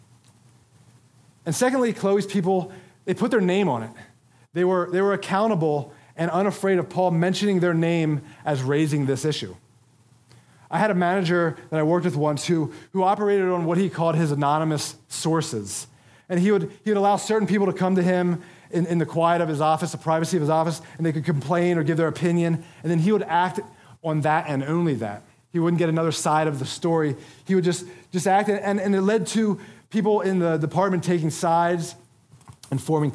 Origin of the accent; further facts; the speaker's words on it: Philadelphia, Pennsylvania, United States; my hometown of Philadelphia